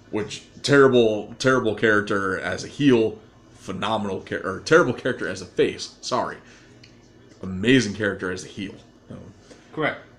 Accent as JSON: {"language": "English", "town": "Paducah", "region": "Kentucky", "country": "United States", "said": "from Paducah, Kentucky. I've been in the wrestling business for over 40 years."}